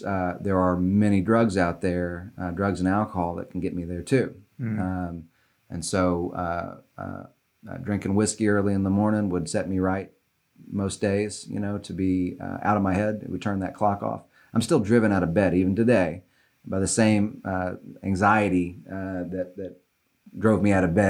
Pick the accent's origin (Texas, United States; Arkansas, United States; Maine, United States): Arkansas, United States; Little Rock; I was born in Little Rock, and I was one of four kids, and we were you know, wealthy white people in Little Rock.